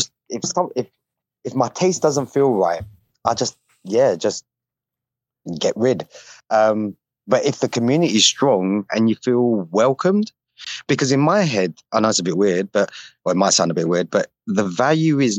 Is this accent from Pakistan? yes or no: no; United Kingdom; I'm from the UK